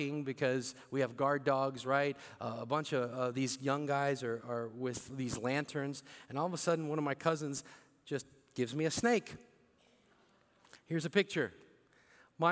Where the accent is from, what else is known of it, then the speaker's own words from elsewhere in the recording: St. Louis, Missouri, United States; first language Bicolano; moved away as an adult; also born or lived in Philippines; I came here when I was 4 and a half to St. Louis, Missouri